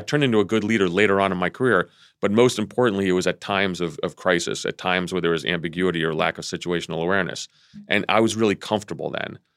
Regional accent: Vienna, Virginia, United States; also born or lived in Athens, Greece; Vienna, Virginia, my hometown.

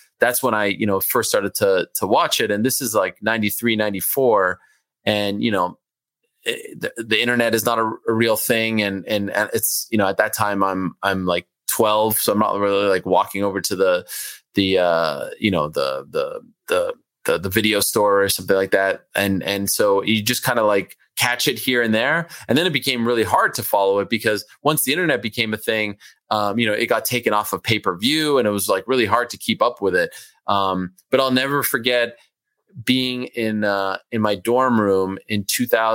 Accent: Montreal, Quebec, Canada; first language French; English is a second language; moved away as an adult; also born or lived in Syracuse; now in New York City, United States; I grew up in Montreal, Jewish community

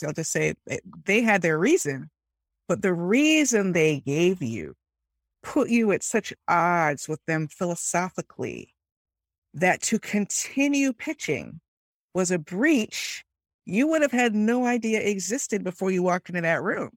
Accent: Miami, Florida, United States; I grew up in Miami

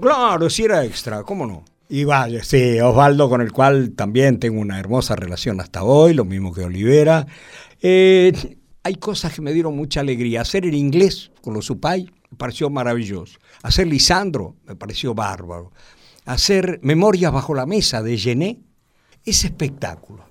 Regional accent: Buenos Aires, Argentina; Ser porteño es amar el lugar donde uno nació

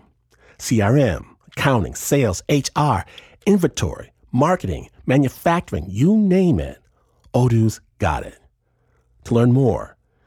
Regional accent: Michigan, United States; I'm from Michigan

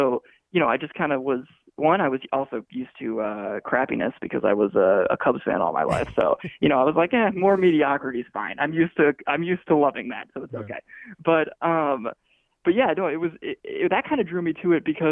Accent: Chicago, Illinois, United States; I grew up in the Chicagoland area

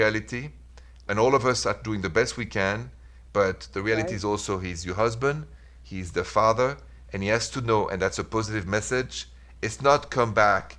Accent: France; moved away; I'm from France

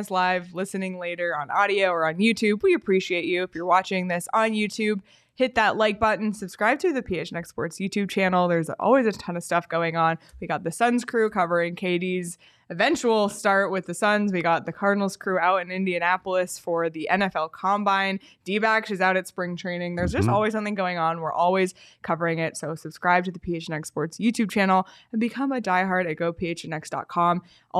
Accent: Canada; but as a Canadian where the Hawaiian pizza originated, I love pineapple on pizza.

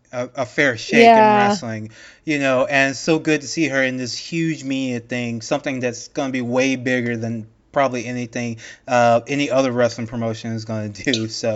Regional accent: United States; as an American

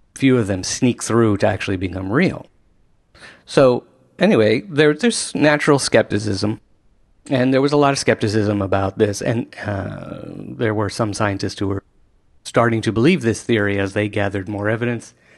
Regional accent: Washington, District of Columbia, United States; I grew up in Washington, D C

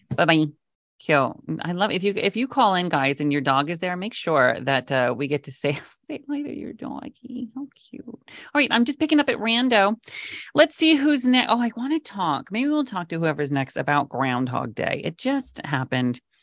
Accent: Mount Vernon, Washington, United States; moved away as an adult; also born or lived in Los Angeles / Palm Springs; now in New York, United States; I grew up in Washington State, right under, like, Bellingham, a little town called Mount Vernon

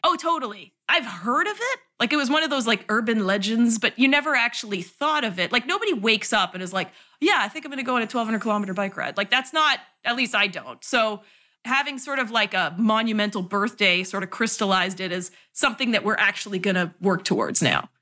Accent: Canada; moved away as an adult; also born or lived in Toronto / New York City; now in San Francisco, United States; I'm Canadian

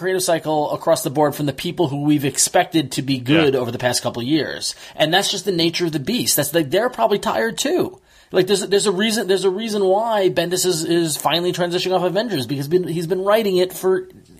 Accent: Long Island, New York, United States; born or raised there; moved away

